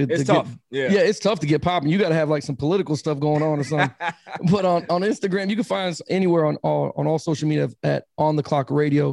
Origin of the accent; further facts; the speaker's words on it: Miami, Florida, United States; I'm originally from Miami, Florida